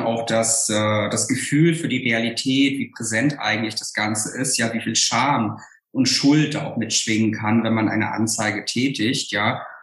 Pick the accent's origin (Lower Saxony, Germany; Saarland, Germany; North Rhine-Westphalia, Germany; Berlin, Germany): Saarland, Germany; von meiner eigenen Biografie ähm, aus dem Saarland